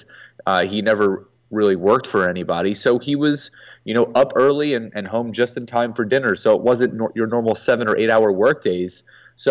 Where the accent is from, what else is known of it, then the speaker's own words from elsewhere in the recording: Philadelphia, Pennsylvania, United States; I was born in Philadelphia, Pennsylvania.